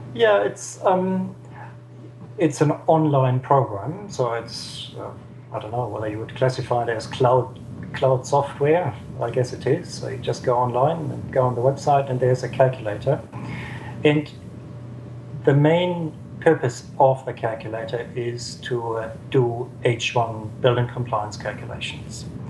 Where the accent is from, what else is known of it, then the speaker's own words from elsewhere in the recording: Southern Germany, Germany; now in Wellington, New Zealand; I'm from Germany, the southern part of Germany